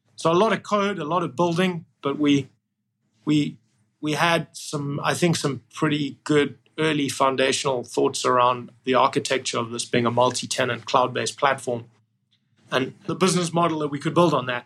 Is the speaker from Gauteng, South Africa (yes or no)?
no; Cape Town, Western Cape, South Africa; moved away as an adult; also born or lived in Port Elizabeth, South Africa / United Kingdom / United States; I was born there, and then we moved uh, to Port Elizabeth, and then I, I mainly grew up in Cape Town